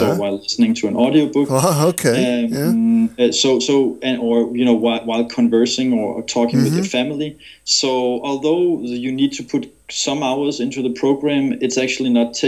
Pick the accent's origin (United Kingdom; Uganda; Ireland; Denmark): Denmark; I'm originally from Denmark